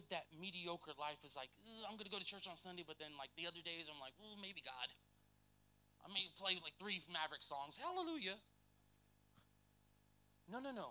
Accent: Lakeland, United States; I'm from Lakeland.

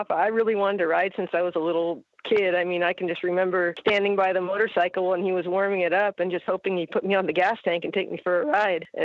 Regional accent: Salinas, California, United States; also born or lived in Montana; Yeah, that's where I grew up uh, when I was just a baby.

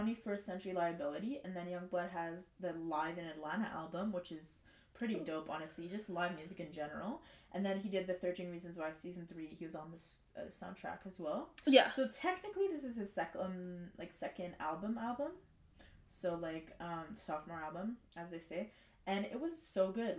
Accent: Montreal, Quebec, Canada; also born or lived in Verdun, Montreal; technically I'm from the West

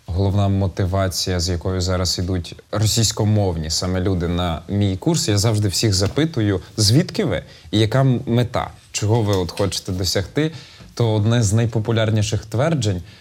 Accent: Zhytomyr Oblast, Ukraine; А я з Житомирщини. Ніхто нікуди не зіскочив. Зіскочили в суржик в некодифіковану мову максимально туди зіскочили

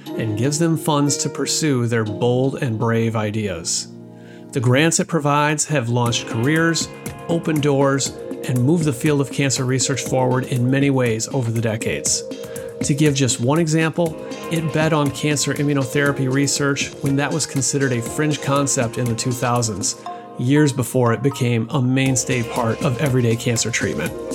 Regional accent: southwestern Wisconsin, United States; I'm a born and raised Wisconsinite as well, uh, although from the southwestern part of the state

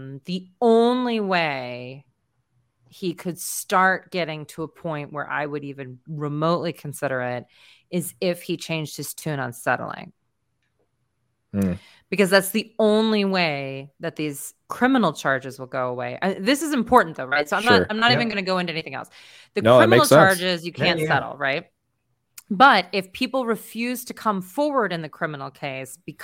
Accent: Colorado, United States; born and raised in Colorado

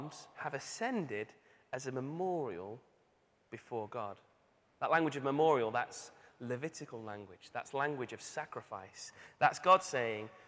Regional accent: Manchester, North West England, United Kingdom; moved away; I'm from Manchester.

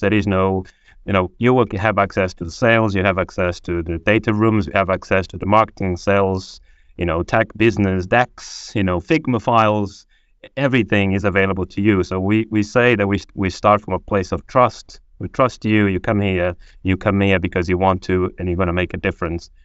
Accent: Angola; English is a second language; also born or lived in Portugal; now in United Kingdom; I was born in Angola, a civil war. I managed to escape civil war in Angola, um, And then I landed in Portugal

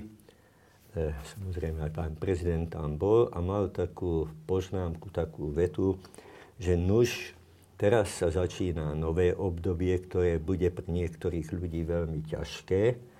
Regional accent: Slovakia; u nás na východe sme mysleli, že to je Kreml, prípadne Praha

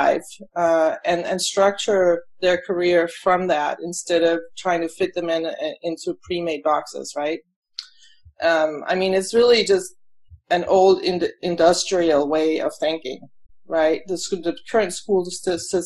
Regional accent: Denmark; moved away as an adult; now in United States; I was born in Denmark, and then I came here when I was to the U.S. when I was about 26 years old

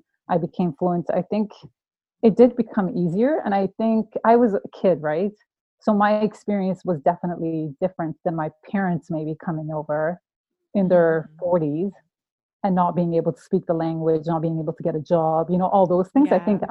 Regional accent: Toronto, Ontario, Canada; first language Farsi; English is a second language; also born or lived in southern Iran; I was born in Iran, in southern Iran, and then I came to Canada when I was 8

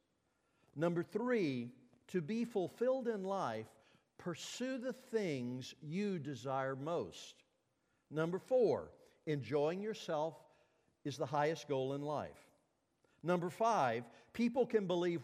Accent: Mississippi, United States; when I was a kid growing up in Mississippi and Martin Luther King was marching in the streets of my town

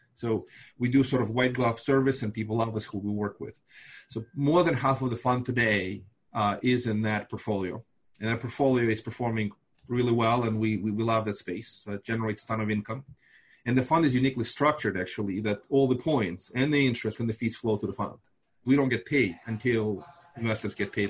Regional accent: Moldova; first language Russian; English is a second language; also born or lived in Binghamton, New York; now in Brooklyn, United States; I live in Brooklyn, New York. Uh, I'm originally from Moldova

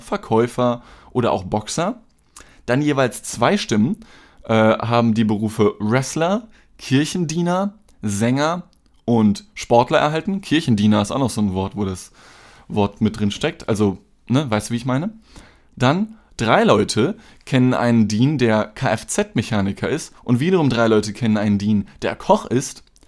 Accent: Germany; ich bin halt in Deutschland geboren

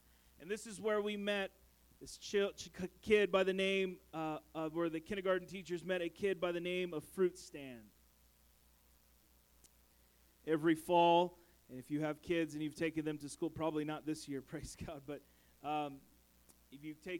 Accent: San Francisco Bay Area, California, United States; moved away; I come from the Bay Area, the San Francisco Bay Area.

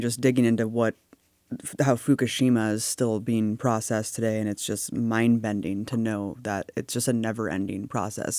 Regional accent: Pleasanton, California, United States; I grew up in Pleasanton, California

